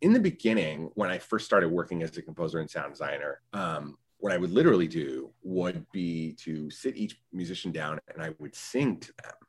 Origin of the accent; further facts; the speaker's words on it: Winston-Salem, North Carolina, United States; also born or lived in Chicago; I worked at local community theaters where I grew up in Winston-Salem, North Carolina.